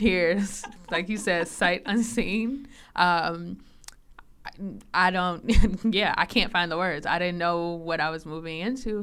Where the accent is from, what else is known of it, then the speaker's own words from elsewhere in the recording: Chicago, Illinois, United States; moved away as an adult; now in Minnesota, United States; I grew up in Chicago, actually, um, Southside